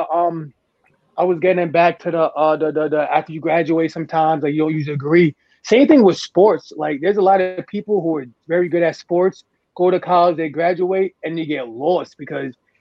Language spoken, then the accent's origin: English; Amityville, New York, United States; I'm from Amityville